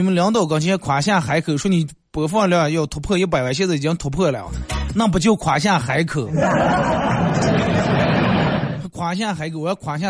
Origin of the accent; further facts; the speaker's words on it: China; 首先，我觉得咱们作为一个中国人，肯定得把咱们中国自个儿的传统的节日过好啊！